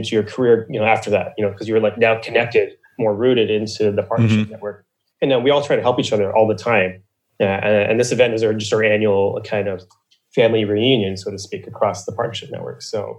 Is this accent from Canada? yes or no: yes; Ontario, Canada; also born or lived in Niagara Falls / Mississauga / Hamilton; So I was born in Niagara Falls, Ontario. And then we moved to Mississauga, which is like a suburb of Toronto. And then I moved to Hamilton, which is another suburb of Toronto. And then when I was 7, I moved to Eastern Ontario.